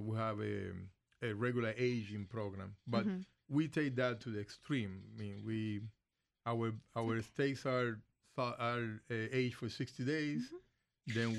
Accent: Cuba; moved away as an adult; now in United States; Originally, I came from Cuba in 1995.

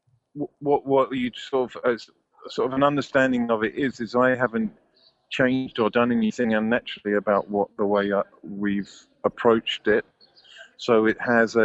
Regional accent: United Kingdom; I'm the British one

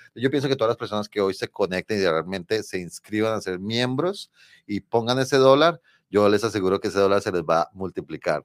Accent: Colombia; accent: Colombian Spanish; now in New York, United States; mi español colombiano

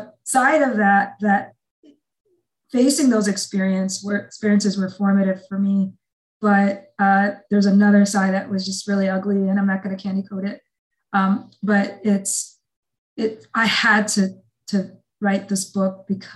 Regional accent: Iowa, United States; I was raised in Iowa

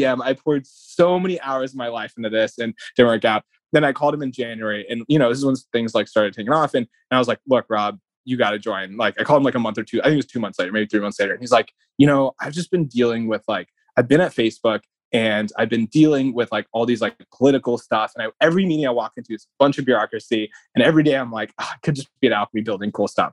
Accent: Lubbock, Texas, United States; moved away; me growing up in Lubbock

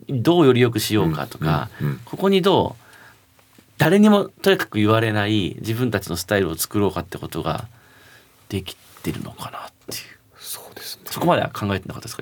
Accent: Fukui, Japan; also born or lived in Shonan / Shinjuku; now in Tokyo, Japan; 僕は福井地元の福井

